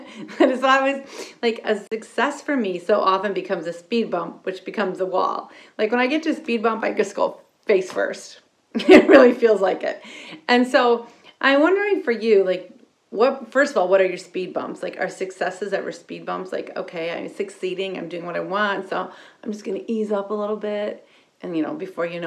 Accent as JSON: {"language": "English", "region": "Wisconsin", "country": "United States", "said": "I'm from Wisconsin"}